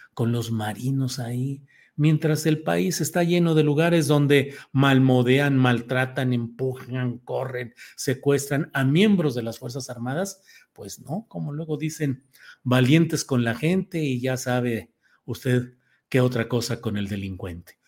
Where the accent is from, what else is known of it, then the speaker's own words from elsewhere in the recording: Torreón, Coahuila, Mexico; Cuando yo estaba chavito y bueno, nací en Torreón, Coahuila